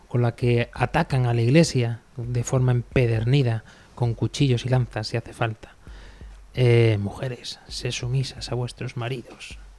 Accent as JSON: {"language": "Spanish", "country": "Spain", "said": "los sacerdotes de mi pueblo"}